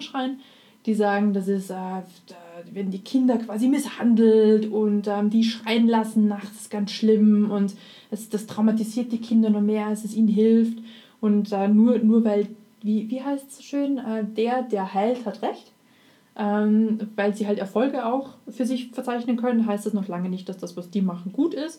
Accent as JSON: {"language": "German", "country": "Austria", "said": "als Österreicher kann man das, also wenn, wenn man Mundart auf, äh, mundartlich aufgewachsen ist"}